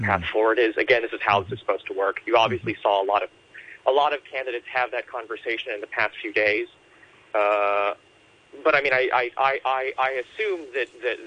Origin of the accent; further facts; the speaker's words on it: Massachusetts, United States; now in Hong Kong; my home state of Massachusetts